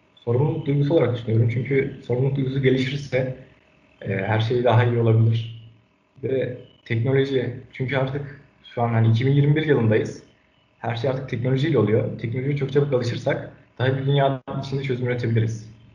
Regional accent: Ankara, Turkey; 2002 Ankara doğumluyum.

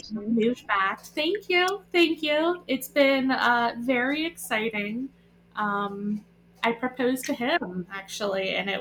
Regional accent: Spring City, Pennsylvania, United States; also born or lived in Hawaii; now in Boyertown, United States; I grew up in Spring City, so not very far.

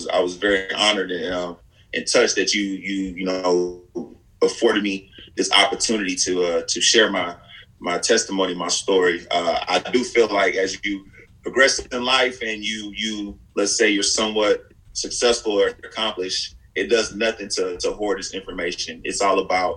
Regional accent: Houston, Texas, United States; I grew up and I'm very proud of the neighborhood and block where I was from

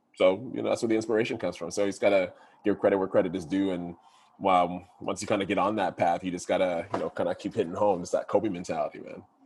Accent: Ottawa, Ontario, Canada; moved away as an adult; also born or lived in Toronto; Growing up in Ottawa

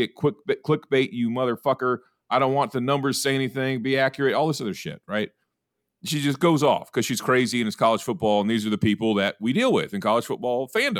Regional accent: Chicago, Illinois, United States; And I'm from Chicago and I cover college football for CBS Sports.

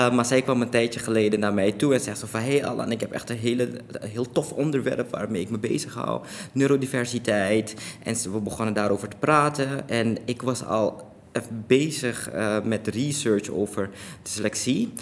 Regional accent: Suriname; now in Netherlands; ik ben in Suriname geboren en daar opgegroeid en ook daar naar school geweest.

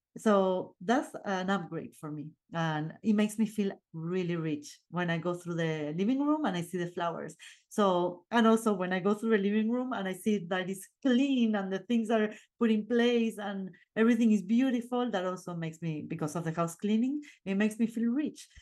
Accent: Argentina; English is a second language; moved away; I'm from Argentina, and my partner too

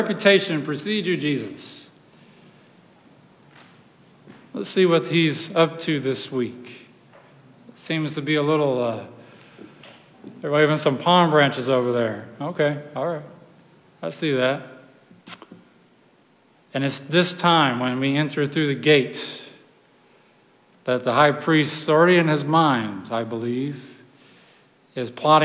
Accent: Texas, United States; I'm from Texas, so, you know, donkeys, horses, and these sorts of things are kind of up our alley.

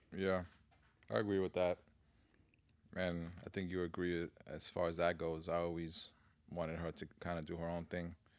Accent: New York City, New York, United States; I grew up in the Bronx

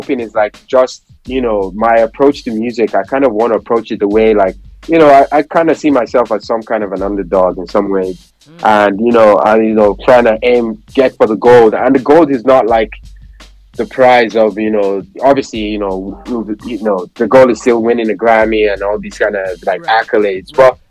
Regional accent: Nigeria; just that memorabilia of like, being Nigerian. And like, you know, at that point, I was so proud to be Nigerian.

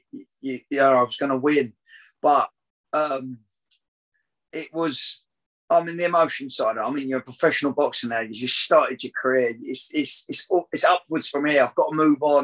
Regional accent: Crawley, South East England, United Kingdom; my hometown, which I was brought up in, Crawley

